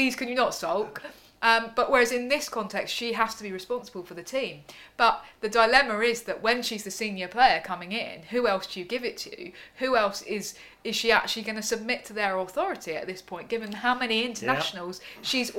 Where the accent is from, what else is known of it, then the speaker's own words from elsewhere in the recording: England, United Kingdom; we're English